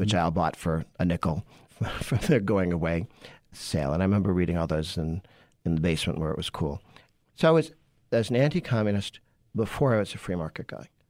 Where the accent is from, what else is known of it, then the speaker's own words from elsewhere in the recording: Massachusetts, United States; I grew up in Massachusetts